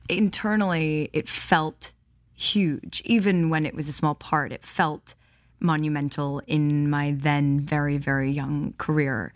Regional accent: Highland Park, Illinois, United States; also born or lived in Milwaukee, Wisconsin; So I was born in Milwaukee, Wisconsin, but I was raised in Highland Park, Illinois.

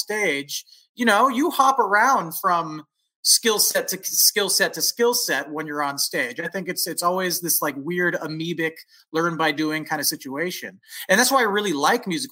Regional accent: San Francisco Bay Area, California, United States; moved away as an adult; also born or lived in Los Angeles / New York; I'm from the San Francisco Bay Area

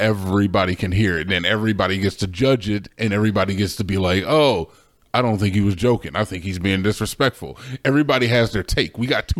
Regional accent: United States; I'm American.

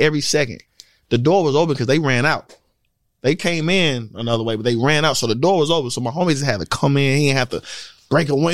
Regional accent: St. Louis, Missouri, United States; now in Georgia, United States; I'm from St. Louis

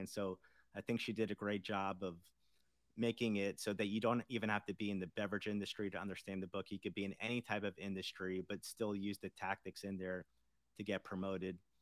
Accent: South Florida, United States; moved away as an adult; also born or lived in Indiana; I grew up in South Florida

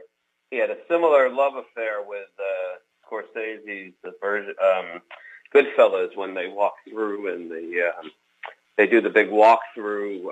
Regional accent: New Rochelle, New York, United States; I grew up in Westchester, New Rochelle

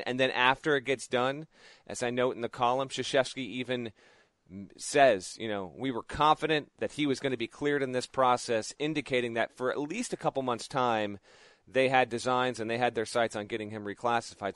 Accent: Connecticut, United States; up here in my home state of Connecticut

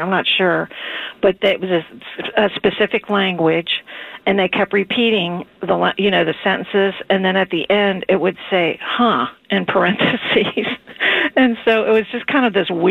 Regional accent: Ohio, United States; now in Fort Mitchell, United States; I'm actually born and raised in Ohio, so I live in Fort Mitchell

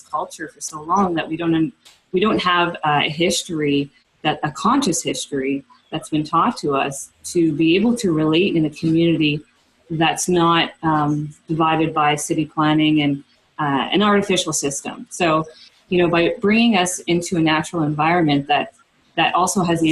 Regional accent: East Coast of Canada, Canada; moved away as an adult; also born or lived in Amazon; I didn't have as a child living in a suburb on the East Coast.

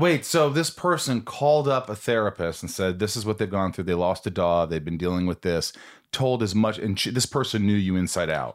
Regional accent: Indiana, United States; moved away; I'm from Indiana

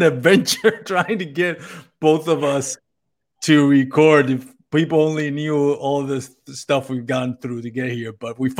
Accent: Puerto Rico; now in Texas, United States; I moved from Puerto Rico about 10 years ago, and it's slowly creeping in. And hey, no shame on it, man. I love Texas.

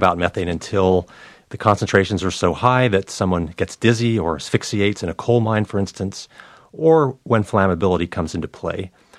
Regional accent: North Carolina, United States; It's coming to my home state of North Carolina.

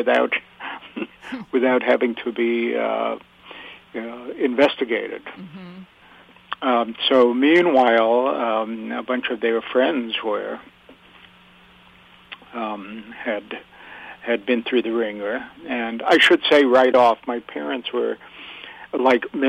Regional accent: Yonkers, New York, United States; Well, I grew up in Yonkers, New York, but my parents had lived in the Bronx for many

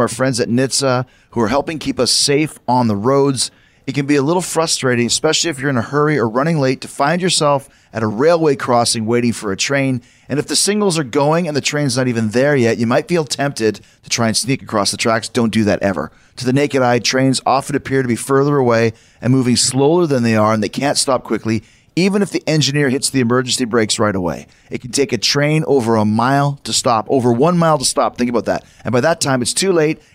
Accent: Winnipeg, Manitoba, Canada; moved away; also born or lived in New York; I grew up in Winnipeg, but I'm a New York guy

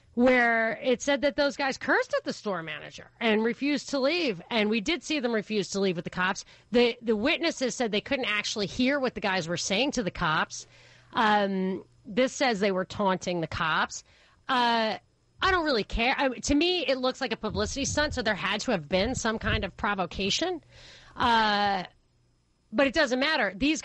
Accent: New York City, New York, United States; James, I grew up in New York City.

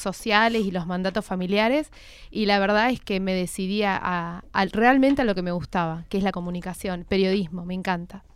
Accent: Gualeguaychú, Entre Ríos, Argentina; soy entrerriana, soy de Gualeguaychú

